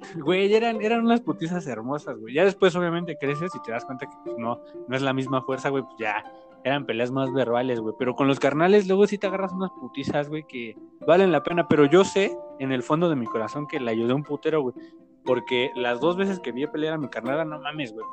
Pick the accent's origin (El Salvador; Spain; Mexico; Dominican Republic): Mexico; State of Mexico; Tengo 25 y este, pues crecí en el Estado de México